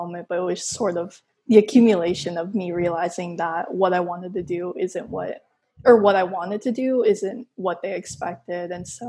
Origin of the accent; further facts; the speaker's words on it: Philippines; I mean, we're Filipino, so we're like, we're going to have rice anyway.